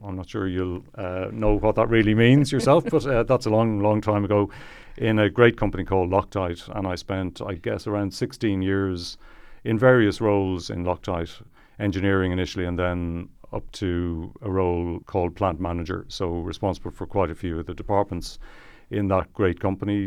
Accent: Malahide, Leinster, Ireland; I'm from Malahide

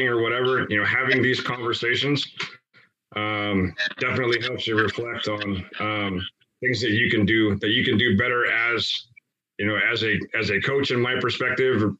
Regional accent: United States; where I grew up in the Tri-Cities

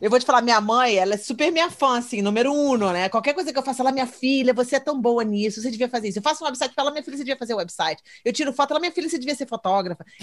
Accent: Brazil; now in California, United States; cara. É minha terra, é minha casa, é onde eu me sinto confortável. E eu tô aqui, agora que eu descobri que eu tô em cima daquele San Andreas, daquele, daquela crack ali é

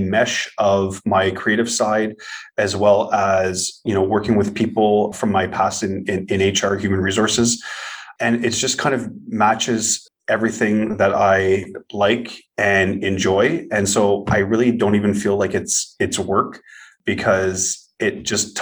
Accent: Ottawa, Ontario, Canada; born and raised in Ottawa, Ontario, Canada, which is the nation's capital

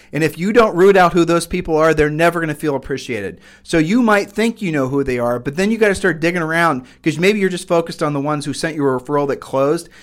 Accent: Ohio, United States; we're from Ohio

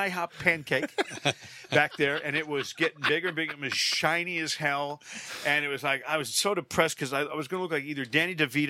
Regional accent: Connecticut, United States; I'm from Connecticut.

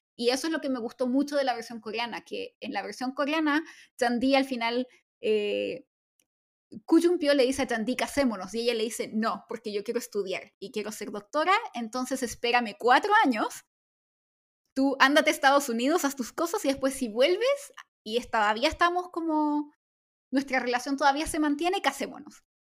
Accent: Chile; now in South Korea; soy chilena

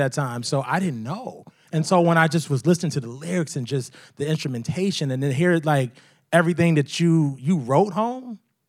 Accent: Norfolk, Virginia, United States; my hometown of Norfolk, Virginia

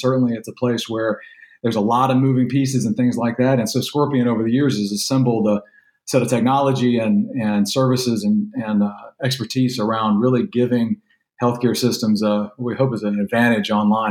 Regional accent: Louisiana, United States; born there; now in Texas, United States; I was born over the border in Louisiana, so it's hard for me to accept sometimes that my daughters are both Texans

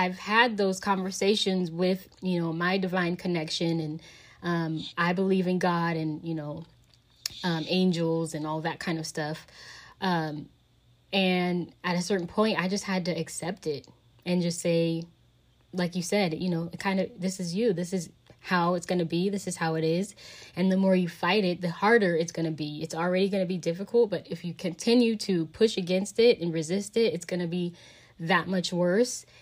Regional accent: Southern California, United States; moved away; I'm from Southern California

